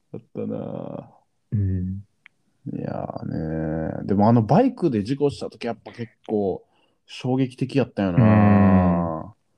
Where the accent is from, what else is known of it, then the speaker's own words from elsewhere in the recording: Kakogawa, Hyogo, Japan; 私はね、加古川出身なんですけど